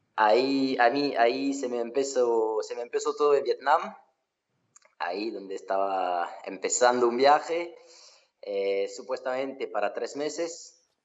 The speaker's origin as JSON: {"language": "Spanish", "region": "Occitania", "country": "France", "tie": "born or raised there", "also_born_or_lived": "Australia", "said": "Estoy aquí en Francia, en eh, Mozac, en mi pueblo"}